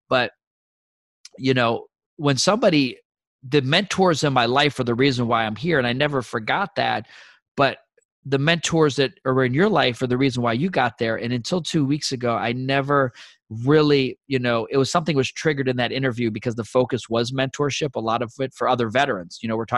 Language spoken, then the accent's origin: English; Fort Benning, Georgia, United States; born there; And, you know, I was born in Fort Benning.